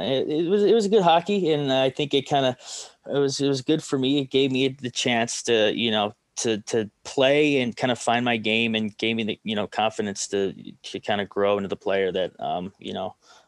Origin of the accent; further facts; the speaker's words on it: Rocky River, Ohio, United States; Rocky River is a nice little city, just about 10 minutes west of downtown Cleveland. A decently nice area, you know, public school, decent education.